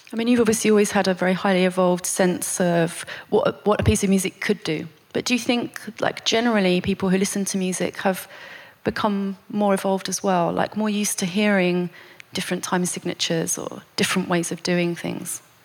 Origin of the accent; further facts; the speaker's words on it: United Kingdom; as a British person